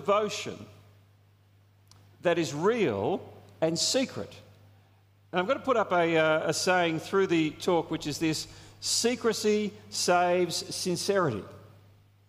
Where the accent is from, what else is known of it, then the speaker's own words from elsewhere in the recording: Australia; There's a sense of national pride that we have as Australians. I mean, I love being an Australian. I love our country.